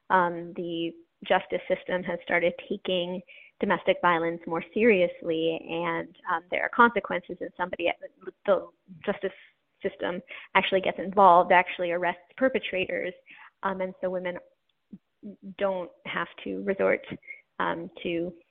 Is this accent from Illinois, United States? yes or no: no; Wyoming, United States; born there; also born or lived in New York / Iowa; I I was born in Wyoming and then lived in upstate New York, uh, about a mile from our nearest neighbor, and then in Iowa.